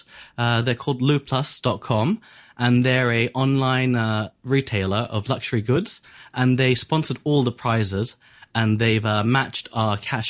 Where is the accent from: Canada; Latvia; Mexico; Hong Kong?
Hong Kong; I was born in Hong Kong.